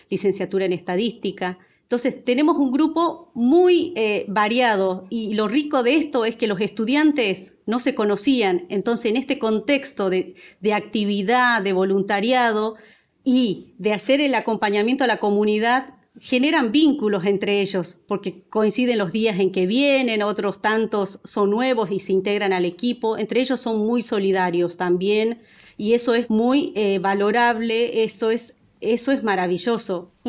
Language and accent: Spanish; Salvador Mazza, Salta, Argentina; born there; moved away as an adult; now in Buenos Aires, Argentina; El lugar donde yo nací se llama Salvador Massa. Tenemos la localidad más grande a Salvador Maza, es Tartagal. El año 2006 me vine a Buenos Aires eh, teniendo 18 años, en búsqueda de eh, formación, ¿no?